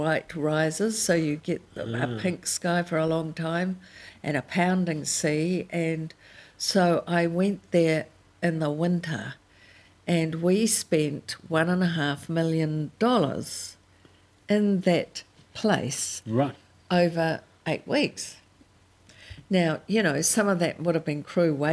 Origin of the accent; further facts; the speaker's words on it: New Zealand; being a Kiwi